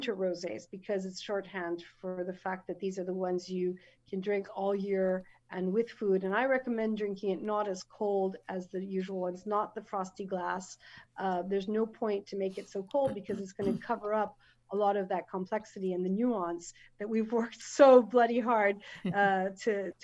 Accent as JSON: {"language": "English", "country": "United States", "moved": "as an adult", "lives_now": "France", "said": "an American woman in the south of France"}